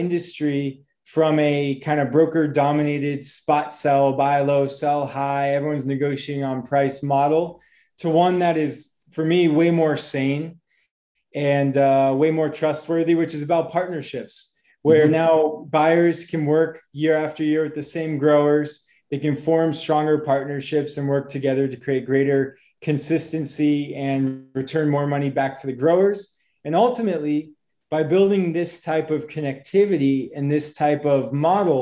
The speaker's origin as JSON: {"language": "English", "town": "Boston", "region": "Massachusetts", "country": "United States", "also_born_or_lived": "Wisconsin", "moved": "yes", "said": "I am from the United States, originally from Boston"}